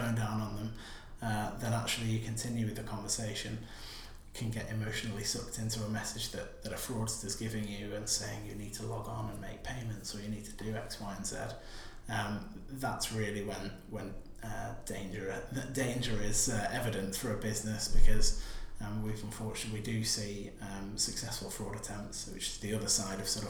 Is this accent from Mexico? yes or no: no; the north of England, United Kingdom; moved away; I'm from up north in a coastal town